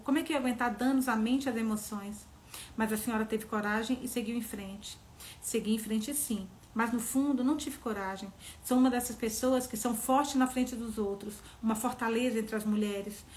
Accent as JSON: {"language": "Portuguese", "town": "Serra dos Aimorés", "region": "Minas Gerais", "country": "Brazil", "tie": "born or raised there", "moved": "yes", "lives_now": "São Paulo, Brazil", "said": "minha cidade, Serra dos Zamorés, onde eu, Serra dos Zamorés, onde eu nasci."}